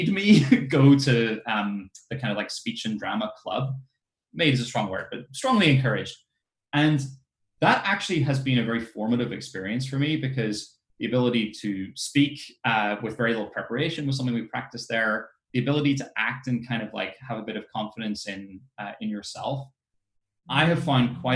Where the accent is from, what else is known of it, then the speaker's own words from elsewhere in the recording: Ireland; I grew up in Ireland